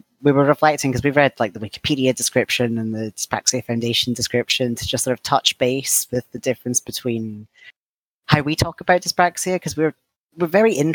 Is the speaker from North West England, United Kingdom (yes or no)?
no; Scotland, United Kingdom; now in England, United Kingdom; I'm a Scottish trans man living in England